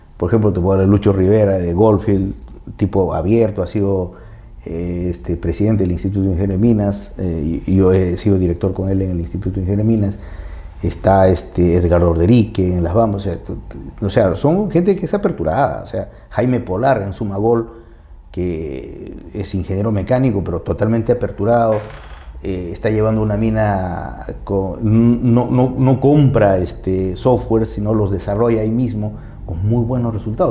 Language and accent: Spanish; Peru; nosotros internamente como peruanos